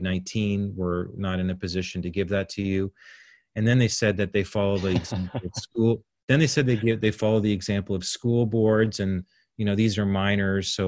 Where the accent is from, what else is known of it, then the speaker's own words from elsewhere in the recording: Canada; I'm Canadian